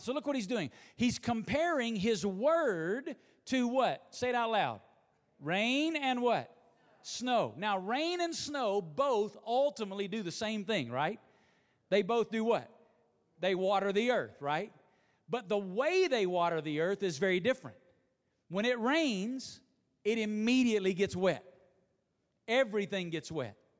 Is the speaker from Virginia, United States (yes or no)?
no; Alabama, United States; now in Las Vegas, United States; growing up in Alabama